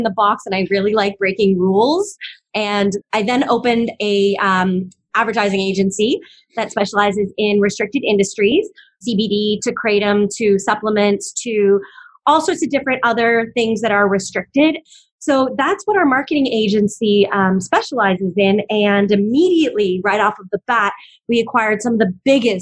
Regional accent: Canada; moved away as an adult; now in Hawaii, United States; I was actually born and raised in Canada

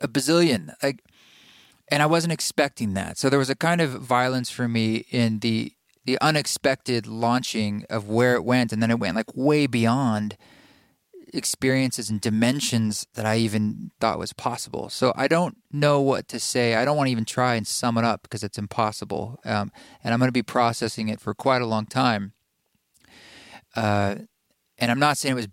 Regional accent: Portland, Oregon, United States; moved away; my hometown of Portland, Oregon

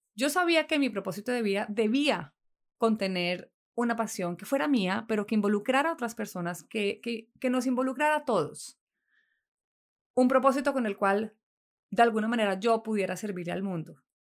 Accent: Neiva, Huila, Colombia; Nací en Neiva, capital del Huila, en Colombia, el 5 de enero de 1979.

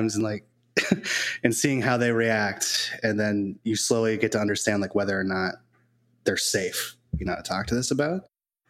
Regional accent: New England, United States; now in Tampa Bay area, United States; I grew up in New England

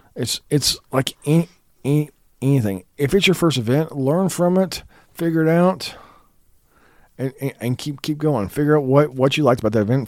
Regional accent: Kansas, United States; I'm from Kansas

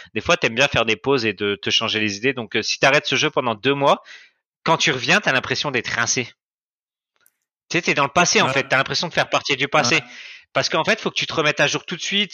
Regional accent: France; moved away as an adult; now in Cambodia; moi, je viens de France

